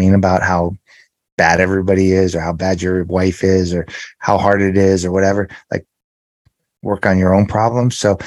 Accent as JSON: {"language": "English", "town": "Los Angeles", "region": "California", "country": "United States", "tie": "born or raised there", "said": "I grew up in the San Fernando Valley area of Los Angeles"}